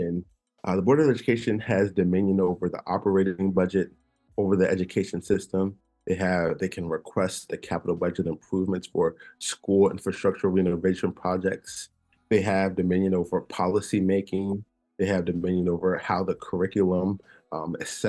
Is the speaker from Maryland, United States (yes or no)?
yes; Olney, Maryland, United States; I was born and raised in Montgomery County. I went to Greenwood Elementary in Alney, Rosa Parks Elementary in Alney, and Sherwood High School in Alney.